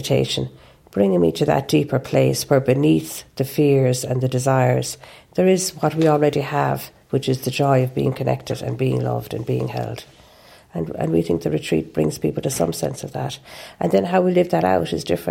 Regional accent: Ireland; I'm an Irish Catholic. It's in my genes

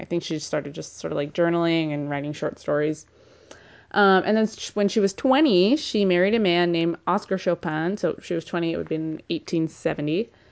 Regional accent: California, United States; I'm from California

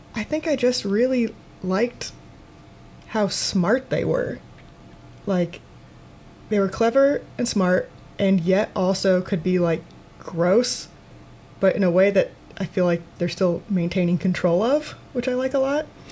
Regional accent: Waterloo, Iowa, United States; moved away as an adult; also born or lived in Chicago; I'm originally from Iowa. I'm from uh, Waterloo, Iowa, and I went to Iowa State University. And then after I graduated, I moved to Chicago to do comedy

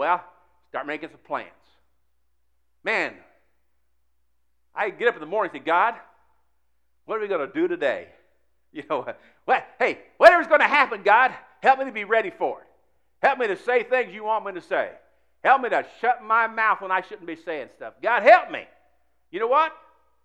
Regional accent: Indianapolis, Indiana, United States; Years ago, I was raised in Indianapolis

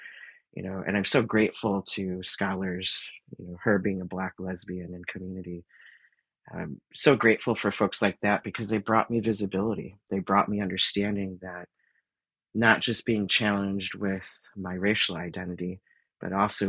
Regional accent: Detroit, Michigan, United States; And, you know, growing up in the Motor City and having all these big car companies and unions, you know, that was kind of my milieu.

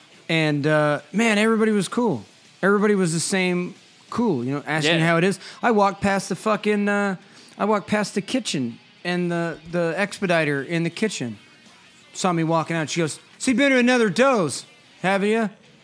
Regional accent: Southern California, United States; California. Where at? Southern California. How far are you from L.A.? About an hour?

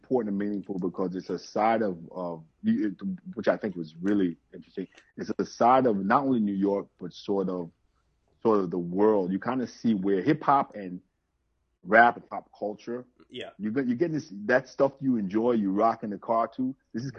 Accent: Jamaica; So he's also from Jamaican family, because I'm from Jamaica, so I met his Jamaican family. So of course, I love Jamaican culture.

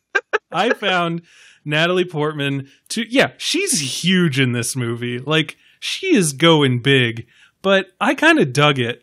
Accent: New York, United States; as a New Yorker

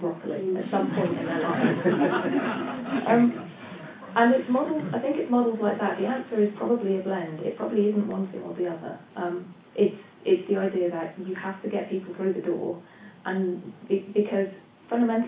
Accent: United Kingdom; I speak as a British person here

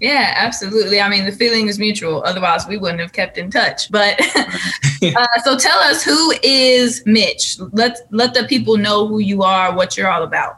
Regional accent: California, United States; moved away; I'm from California

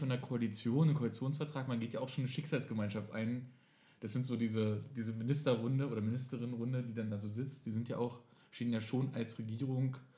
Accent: East Germany, Germany; ich komme zwar aus Ostdeutschland

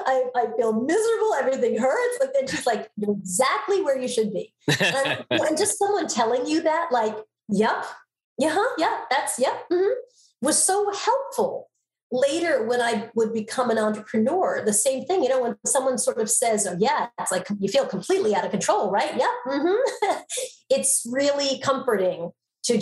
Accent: Long Island, New York, United States; accent: Long Island; I grew up in Long Island, Strong Island, as we like to say. I actually, NBC many years ago sent me to speech classes to help lose my Long Island accent.

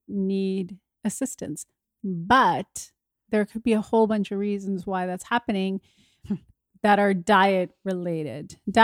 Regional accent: Winnipeg, Manitoba, Canada; my hometown, Winnipeg.

